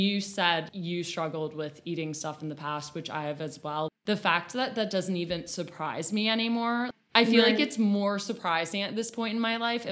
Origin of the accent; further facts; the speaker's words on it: United States; growing up in America, we only see very particular ideals of beauty